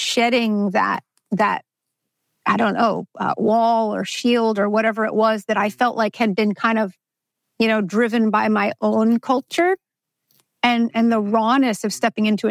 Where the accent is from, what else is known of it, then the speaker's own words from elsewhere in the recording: New York City, New York, United States; moved away as an adult; also born or lived in Alabama / Tennessee / China; I grew up in Brooklyn, New York